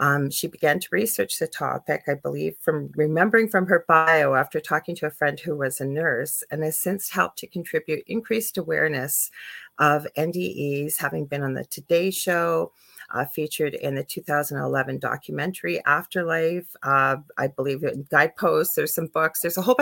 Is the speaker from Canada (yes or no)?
yes; Canada; I am a Canadian clairvoyant medium